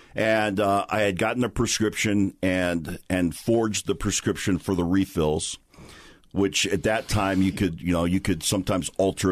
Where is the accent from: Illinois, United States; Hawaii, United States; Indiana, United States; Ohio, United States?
Hawaii, United States; born and raised in Hawaii